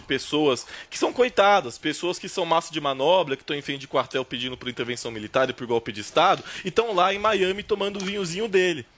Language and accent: Portuguese; Brazil; sou da ZN